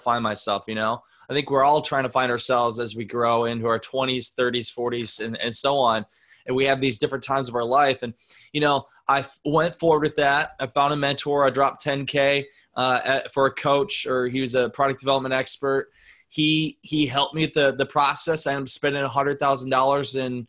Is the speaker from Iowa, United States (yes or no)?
yes; Northeast Iowa, United States; I'm from Northeast Iowa, a town of 750 people in the middle of nowhere. I grew up in an ice business